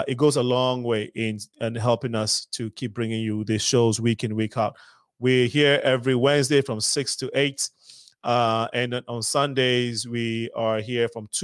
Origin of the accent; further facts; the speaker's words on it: Ghana; now in Chicago, United States; as a Ghanaian